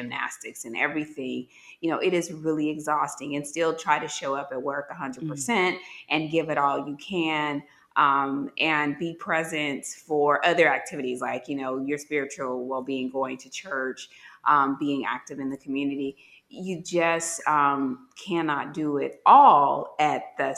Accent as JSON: {"language": "English", "town": "Gary", "region": "Indiana", "country": "United States", "moved": "as an adult", "said": "I'm from Gary, Indiana, very urban."}